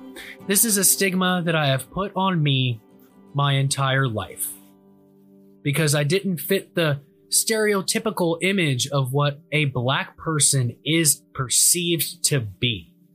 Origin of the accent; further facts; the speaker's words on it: Worthington, Ohio, United States; Growing up in Worthington, Ohio, my whole life, I've been very fortunate to live in a safe community with great people.